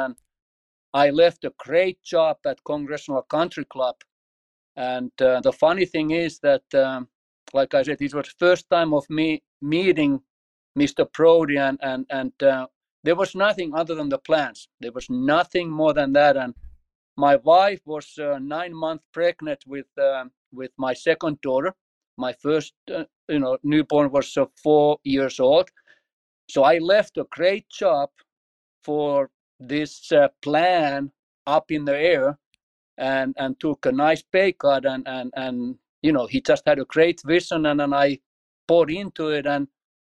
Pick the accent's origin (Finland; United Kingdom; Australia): Finland; moved away as an adult; also born or lived in Martin, Tennessee / Washington, D.C.; now in United States; I grew up in Finland